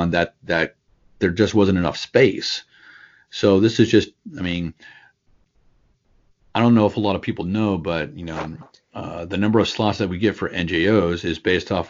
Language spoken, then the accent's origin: English; San Antonio, Texas, United States; I'm from San Antonio